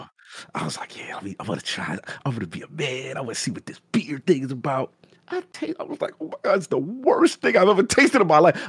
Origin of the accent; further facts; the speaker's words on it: New York City, New York, United States; I grew up in South Bronx, five minutes away from Yankee Stadium